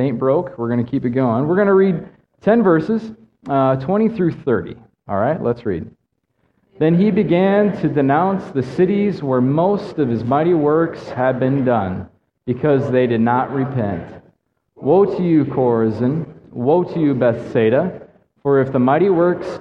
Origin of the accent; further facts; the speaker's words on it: Midwest, United States; moved away; also born or lived in Mongolia; I'm from the Midwest